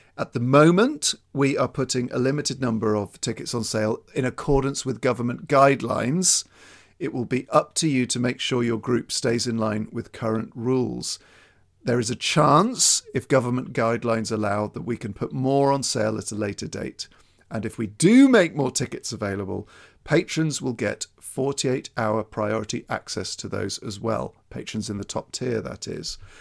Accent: Thornbury, South West England, United Kingdom; my hometown of Thornbury

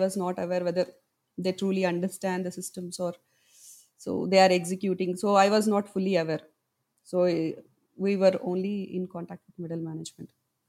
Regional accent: Hyderabad, Telangana, India; from Hyderabad, India.

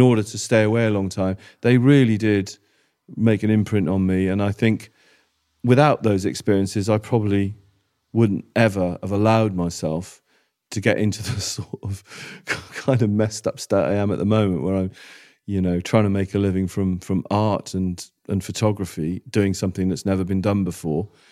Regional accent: Wales, United Kingdom; I grew up in Wales.

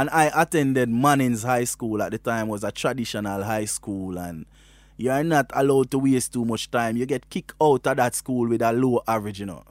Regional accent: Westmoreland, Jamaica; I am from Westmoreland in Jamaica, you know. Westmoreland is a little rural district called Bath District in Westmoreland, there where my grandfather was a cane cutter and I grew with my grandparents.

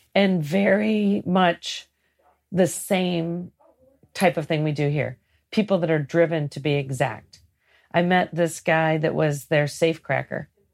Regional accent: Great Lakes, United States; I grew up in the Great Lakes

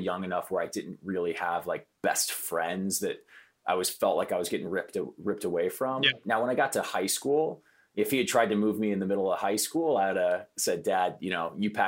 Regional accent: Iowa, United States; also born or lived in Midwest; Yeah, so I kind of grew up all over the place. My dad worked for a big manufacturing conglomerate. And so we were moving around every couple of years to different factories across the Midwest. And, you know, I ended up spending most of my time in Iowa.

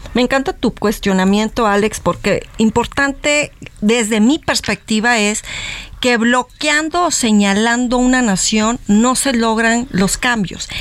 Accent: Mexico; como mexicanos

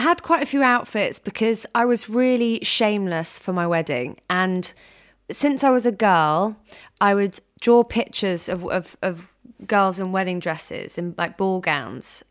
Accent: United Kingdom; I'm this British girl

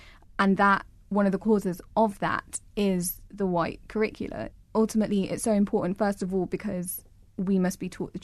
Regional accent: England, United Kingdom; I'm English

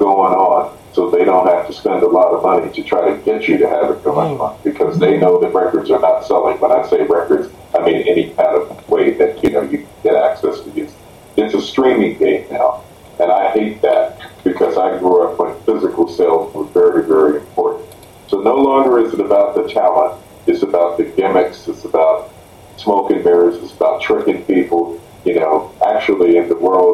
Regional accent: Indianapolis, Indiana, United States; based out of my hometown of Indianapolis, Indiana

